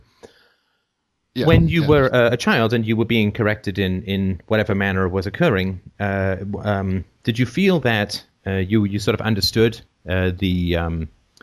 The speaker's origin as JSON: {"language": "English", "region": "England", "country": "United Kingdom", "tie": "born or raised there", "said": "growing up in England"}